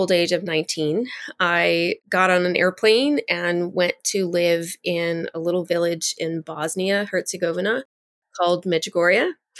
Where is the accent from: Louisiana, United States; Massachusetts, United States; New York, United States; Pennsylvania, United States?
Louisiana, United States; New Orleans; I was born and raised right outside of the city of New Orleans. So I'm a girl from the Deep South.